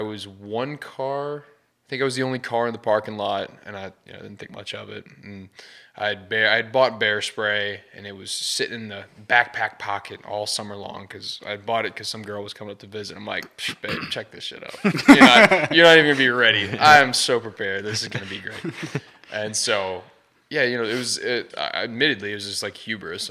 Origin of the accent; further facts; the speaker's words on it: St. Louis, Missouri, United States; I'm from St. Louis, Missouri